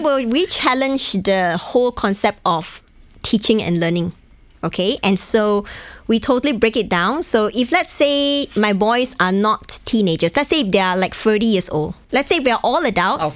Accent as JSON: {"language": "English", "country": "Malaysia", "also_born_or_lived": "Hong Kong", "moved": "yes", "lives_now": "Bratislava, Slovakia", "said": "go back to my home country in Malaysia"}